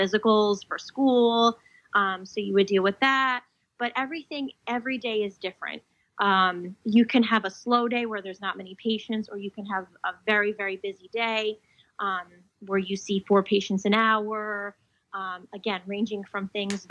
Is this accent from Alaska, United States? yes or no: no; New Jersey, United States; I'm from New Jersey